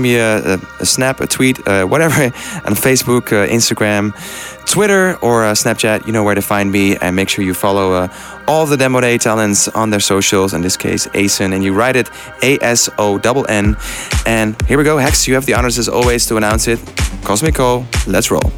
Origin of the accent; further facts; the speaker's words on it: Netherlands; the Netherlands, my home country